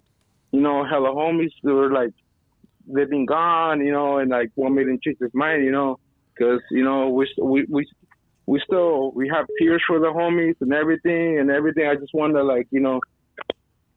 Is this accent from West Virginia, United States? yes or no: no; Morgan Hill, California, United States; I'm from Morgan Hill